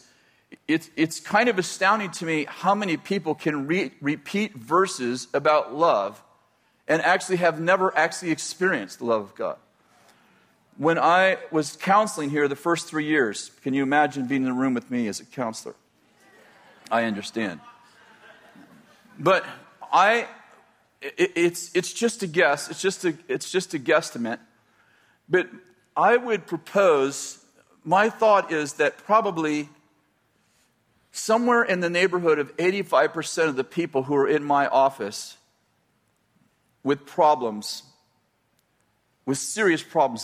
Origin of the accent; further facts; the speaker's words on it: the Bay Area, California, United States; moved away as an adult; also born or lived in Weaverville, California / Redding, California; I was raised in the Bay Area at 20 years old, 22 years old. Yeah, 22 years old, we moved to Weaverville